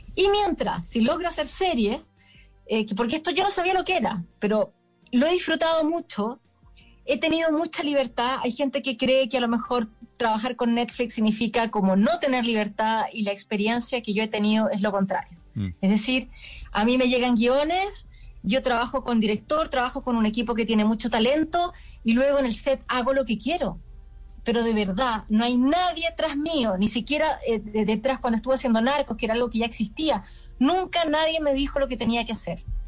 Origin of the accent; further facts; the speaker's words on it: Chile; now in Paris, France; yo lo filmo en Chile, ¿no? que es donde, de donde vengo